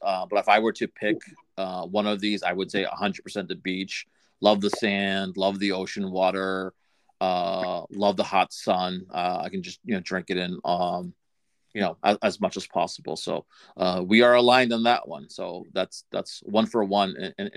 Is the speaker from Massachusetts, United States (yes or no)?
yes; Massachusetts, United States; growing up in Massachusetts, never a Patriots fan.